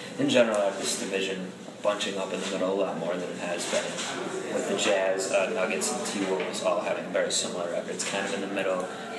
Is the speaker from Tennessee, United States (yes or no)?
no; Cleveland, Ohio, United States; my hometown of Cleveland is famous for the sports futility